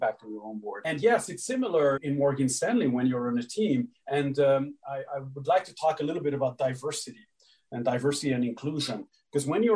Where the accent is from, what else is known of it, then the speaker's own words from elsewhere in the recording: Hungary; moved away; growing up in Hungary, team competitions were a big, big part of our chess education